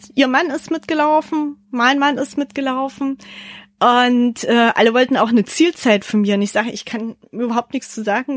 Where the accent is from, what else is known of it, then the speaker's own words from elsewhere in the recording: Leipzig, Saxony, Germany; meine Heimat Leipzig